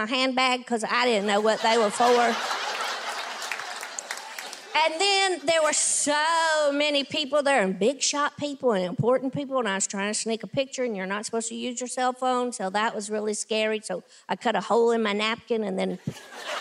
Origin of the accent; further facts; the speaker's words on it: Tennessee, United States; I'm a kid from Tennessee. I grew up with, you know, very little